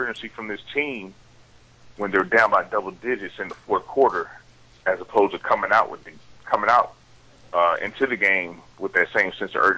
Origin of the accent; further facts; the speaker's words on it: New York, United States; my hometown in New York